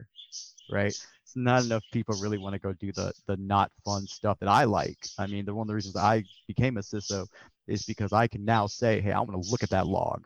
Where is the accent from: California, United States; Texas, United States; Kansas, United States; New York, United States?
Texas, United States; I'm from Texas, but where I'm from, we don't get a lot of help from the government